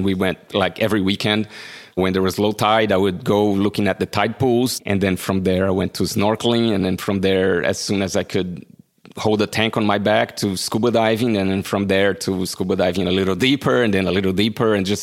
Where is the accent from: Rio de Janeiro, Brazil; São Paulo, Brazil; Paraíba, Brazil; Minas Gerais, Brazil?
Paraíba, Brazil; João Pessoa; moved away as an adult; now in California, United States; I'm from João Pessoa, Brazil